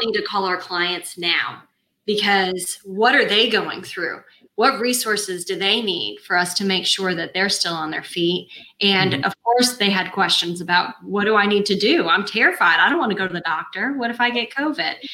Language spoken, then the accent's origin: English; Tallahassee, Florida, United States; I'm from Tallahassee. I've been here since I was 4 years old